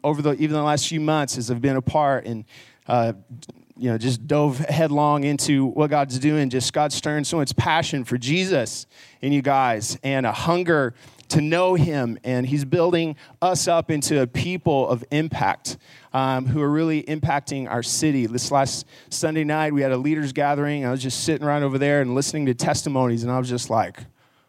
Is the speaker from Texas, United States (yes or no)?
yes; Garland, Texas, United States; also born or lived in Abilene, Texas; I grew up in Garland and went to Naaman Forest High School